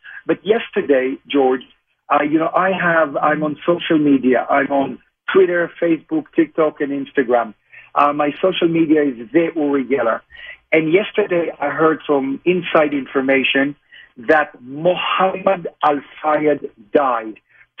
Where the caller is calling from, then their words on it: Jaffa, Tel Aviv District, Israel; I'm speaking from Israel, which of course is the Holy Land. I'm based in Old Jaffa, which is adjacent to Tel Aviv.